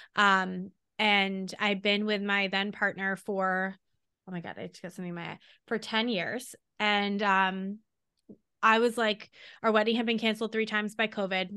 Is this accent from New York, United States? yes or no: yes; Long Island, New York, United States; we grew up on Long Island. I moved back to Long Island from New York City